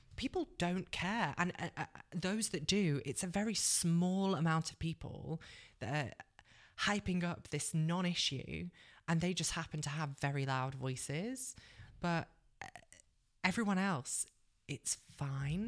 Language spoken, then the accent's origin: English; Cheshire, North West England, United Kingdom; moved away as an adult; also born or lived in London; I'm originally a northerner, so I grew up in Cheshire